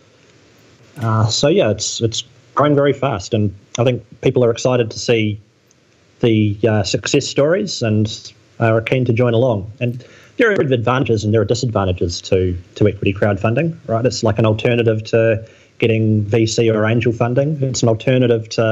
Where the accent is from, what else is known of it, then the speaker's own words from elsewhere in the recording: New Zealand; I grew up in New Zealand, which is a little corner of the world, which is very beautiful